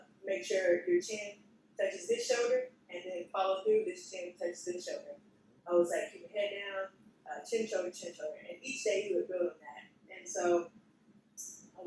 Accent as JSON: {"language": "English", "town": "Houston", "region": "Texas", "country": "United States", "tie": "born or raised there", "also_born_or_lived": "Hempstead, Texas", "lives_now": "Austin, United States", "said": "in Austin, Texas, but I was born in Houston. I lived in a small town outside of Houston, which was Hempstead"}